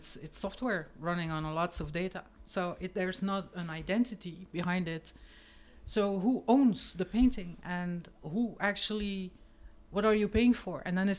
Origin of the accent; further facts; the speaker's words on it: Hamme, Flanders, Belgium; English is a second language; because I grew up in the Flemish country, Oost Vlaanderen, in the 70s, for fuck's sake.